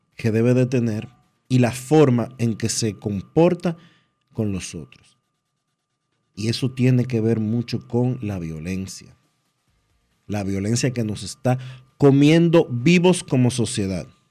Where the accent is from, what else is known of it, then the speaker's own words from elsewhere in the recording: Dominican Republic; no tenemos dos dedos de frente como dominicanos